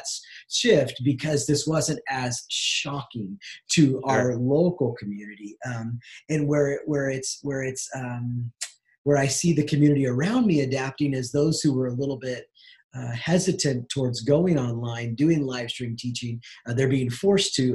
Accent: Southern California, United States; moved away as an adult; now in Wenatchee, United States; I grew up in Southern California and felt the Lord's call for me to move to this small town in north central Washington called Wenatchee

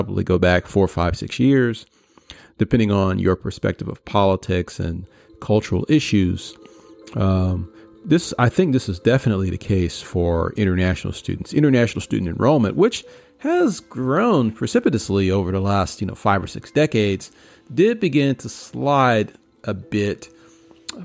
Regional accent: New York City, New York, United States; my days as a kid growing up in Queens

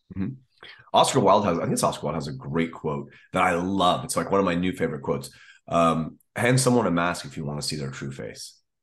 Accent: United States; as an American

